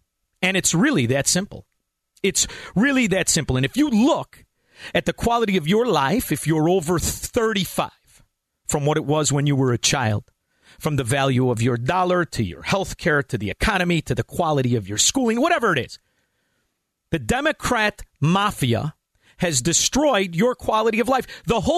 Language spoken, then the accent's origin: English; United States; I'm a capitalist. I'm an American. And I have two origins where my family is from. One Norwegian, one Italian. But it was the Italians that I was raised. It was the neighborhood I was raised in.